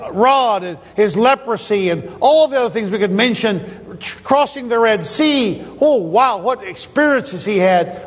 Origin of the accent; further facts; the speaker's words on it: United States; we're from the States. We're Americans.